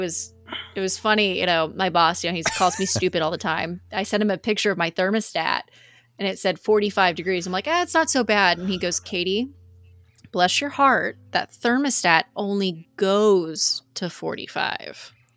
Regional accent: Texas, United States; we're Texans.

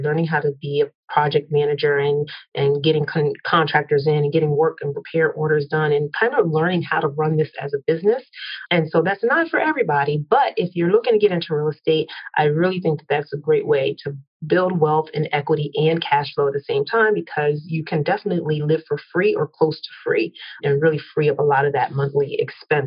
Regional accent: New Jersey, United States; moved away as an adult; also born or lived in Philadelphia, Pennsylvania / upstate New York / New York City; born in Philly, raised in South Jersey, moved to New York City after I went to college upstate New York

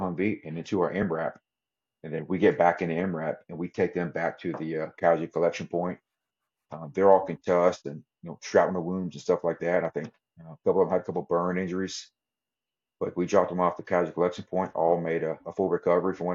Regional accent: Texas, United States; I'm from Texas

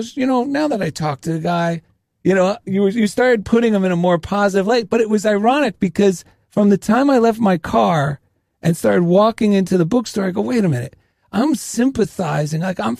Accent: New Jersey, United States; I'm from New Jersey and Italian

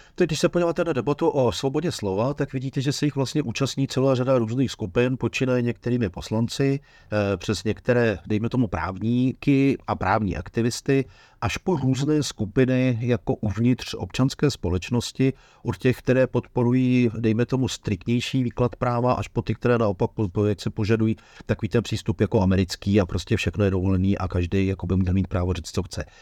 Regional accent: Bohemia, Czechia; kteří jsme se narodili v Čechách

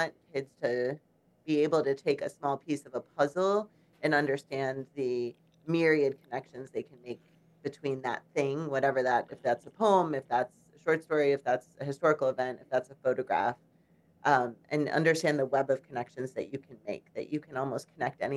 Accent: Chicago, Illinois, United States; now in Charlottesville, United States; I grew up in Chicago.

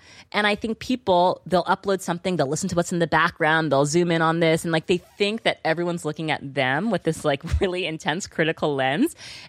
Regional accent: New York City, New York, United States; growing up in New York City.

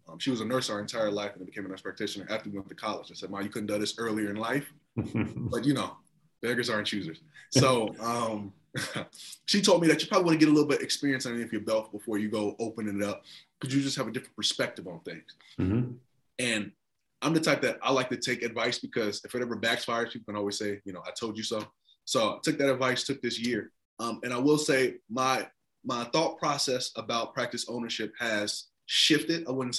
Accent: Nigeria; We have three main tribes, which is Igbo, Hausa, and Yoruba. I hail from the Igbo tribe, and all the tribes are very good at what they do.

